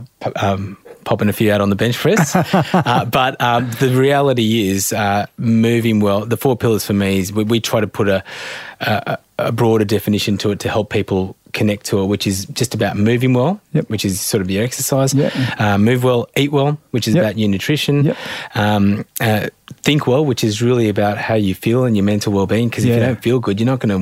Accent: Australia; I'm really proud and blessed to be an Australian, born and bred in Australia

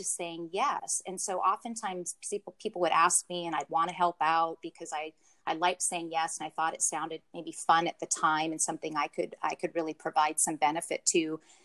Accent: Pacific Northwest, United States; born and raised in the Pacific Northwest

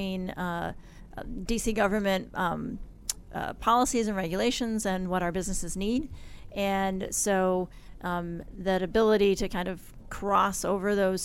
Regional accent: Syracuse, New York, United States; I grew up in Syracuse, New York.

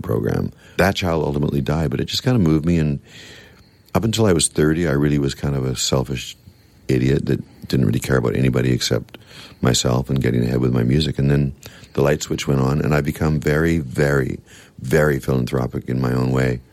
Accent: Victoria, British Columbia, Canada; I'm from Victoria, too

